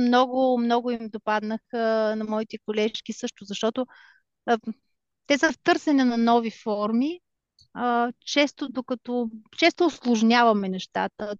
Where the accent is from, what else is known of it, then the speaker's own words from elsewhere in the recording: Bulgaria; now in Germany; аз все пак съм си българка и държа на това